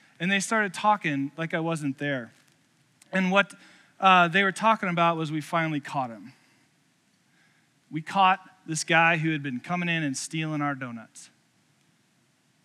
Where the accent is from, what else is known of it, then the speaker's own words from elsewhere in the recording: Columbus, Indiana, United States; moved away; I grew up in a home church, St. Peter's Lutheran in Columbus, Indiana